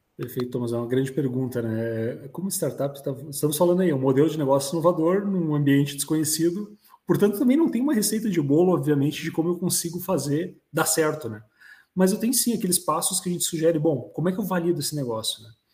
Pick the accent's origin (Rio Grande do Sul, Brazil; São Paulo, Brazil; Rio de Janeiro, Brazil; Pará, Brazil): Rio Grande do Sul, Brazil; Vales region; aqui na região dos Vales, né, onde também estou inserido, né? Local onde nasci, me criei